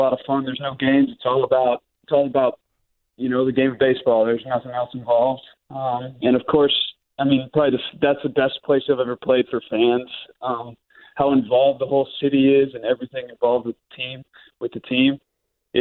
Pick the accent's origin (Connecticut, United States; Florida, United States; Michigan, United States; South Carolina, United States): Florida, United States; Gainesville; also born or lived in Jacksonville, Florida / Alabama; I'm from Gainesville.